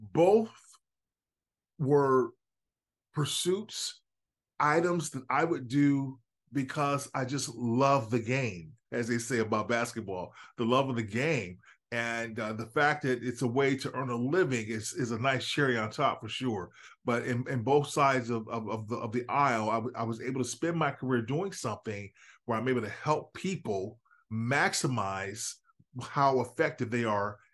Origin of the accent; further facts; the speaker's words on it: Chicago area, Northwest Indiana, United States; I'm just a kid from the Midwest. I'm from Northwest Indiana, Chicago area